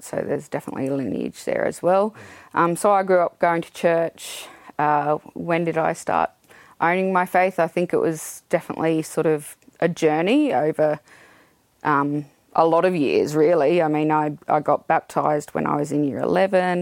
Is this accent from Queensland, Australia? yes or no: yes; Toowoomba, Queensland, Australia; I was born in Toowoomba, born and bred